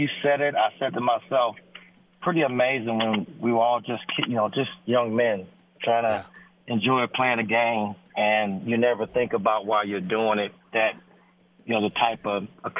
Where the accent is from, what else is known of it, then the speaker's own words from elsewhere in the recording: Detroit, Michigan, United States; as a kid growing up in Detroit